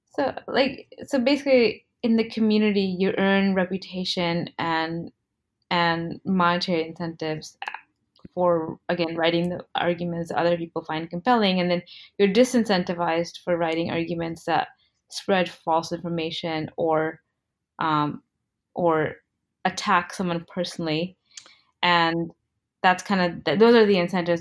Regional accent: United States; also born or lived in India; I was born in America, but my parents are both Indian and they immigrated here

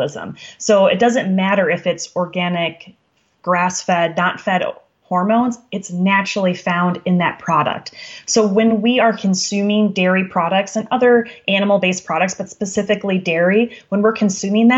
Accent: Wisconsin, United States; I'm from Wisconsin

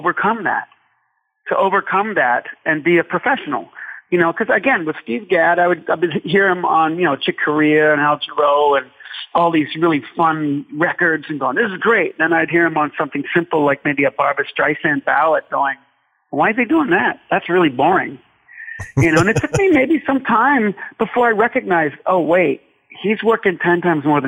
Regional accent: Ireland; I am Irish

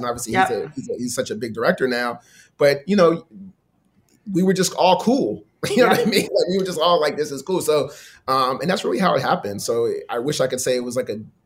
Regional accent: Los Angeles, California, United States; I grew up in View Park and like Leimert Park and Baldwin Hills

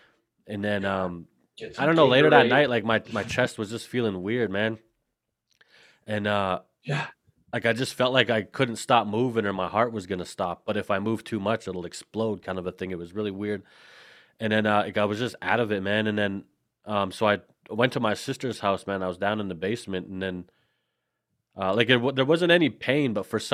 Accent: Saskatchewan, Canada; I'm actually from Canada, man. I live central Canada in a province called Saskatchewan

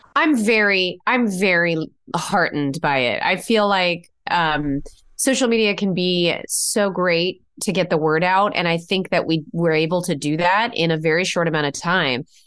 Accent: Connecticut, United States; we're from Connecticut, but Will and I both grew up going to New York

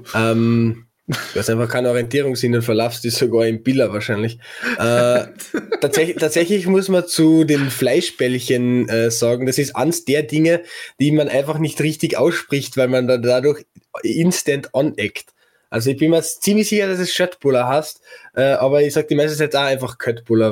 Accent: Carinthia, Austria; Bei uns in Kärnten

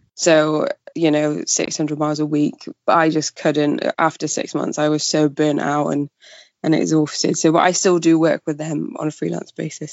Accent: Pembrokeshire, Wales, United Kingdom; moved away as an adult; also born or lived in Cardiff; now in Port Talbot, United Kingdom; I'm from Wales. I um born and bred in Pembrokeshire

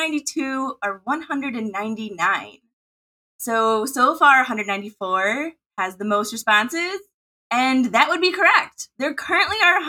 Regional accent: Midwest, United States; accent: Midwest; my Midwest accent

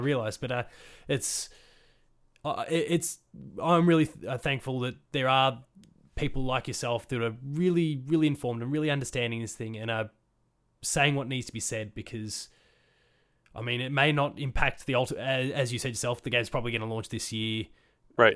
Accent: Australia; I'm from Australia and it's a very for want of a better phrase it's a, it's a very whitewashed country

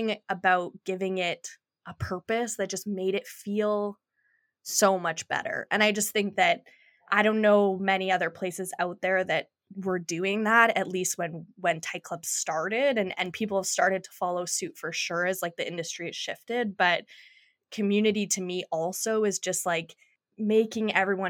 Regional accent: Kelowna, British Columbia, Canada; now in Vancouver, Canada; growing up in Kelowna

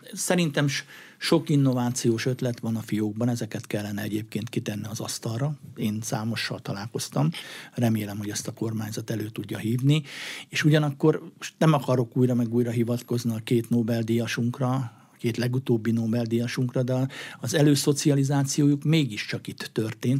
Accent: Hercegkút, Borsod-Abaúj-Zemplén, Hungary; moved away; Herceg úton felnőve

